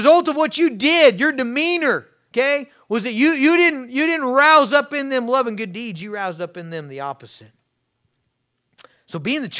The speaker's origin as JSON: {"language": "English", "region": "Kansas", "country": "United States", "tie": "born or raised there", "said": "I grew up in Western Kansas on a farm miles from town."}